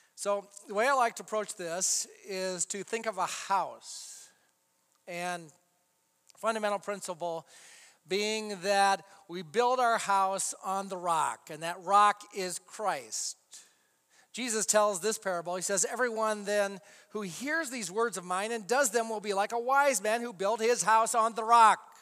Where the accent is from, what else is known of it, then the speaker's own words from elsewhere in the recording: United States; we as Americans